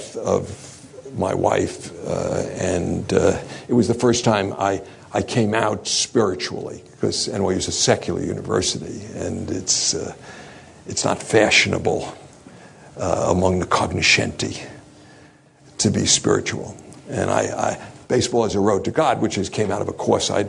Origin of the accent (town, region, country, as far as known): New York City, New York, United States; born or raised there